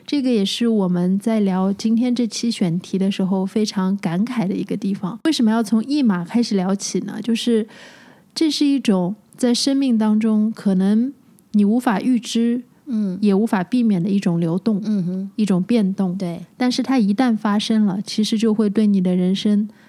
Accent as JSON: {"language": "Chinese", "region": "Shanghai", "country": "China", "tie": "born or raised there", "also_born_or_lived": "France", "moved": "as an adult", "said": "我出生在上海嗯，长，长大也在上海，是对大学毕业之后再出去的嘛"}